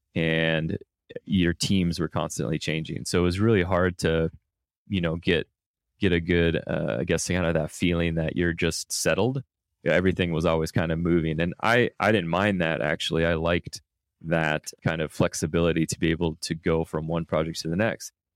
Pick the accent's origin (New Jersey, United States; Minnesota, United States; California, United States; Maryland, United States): Minnesota, United States; moved away; I grew up in Minnesota